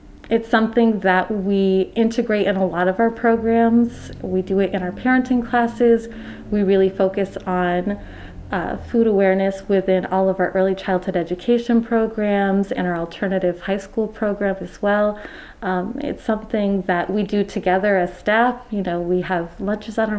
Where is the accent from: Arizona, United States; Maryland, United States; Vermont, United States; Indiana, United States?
Vermont, United States; Rutland; also born or lived in Florida / Mendon, Vermont; I grew up in Rutland City